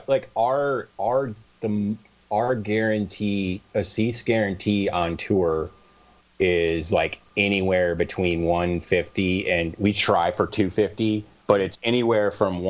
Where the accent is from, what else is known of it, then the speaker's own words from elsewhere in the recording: Clinton, Iowa, United States; I grew up in Clinton.